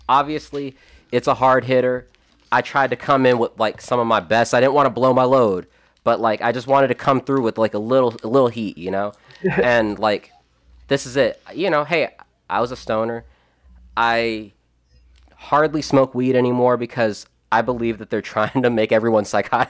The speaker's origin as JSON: {"language": "English", "region": "the South", "country": "United States", "said": "I do love being from the South"}